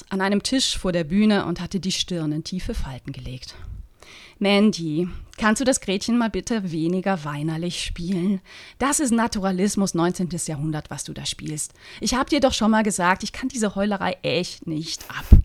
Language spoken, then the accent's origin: German; Switzerland; Als Schweizerin, die, ne, die mit dem Blick auf die Alpen aufgewachsen ist.